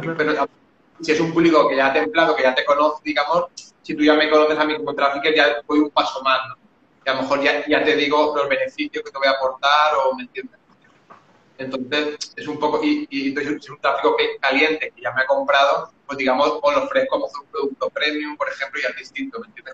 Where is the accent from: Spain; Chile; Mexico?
Spain; Valencia, Valencian Community; tengo 37 años, soy de Valencia